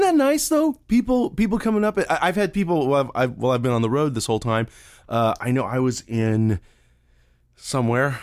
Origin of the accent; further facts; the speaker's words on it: Yuma, Arizona, United States; growing up in Yuma, Arizona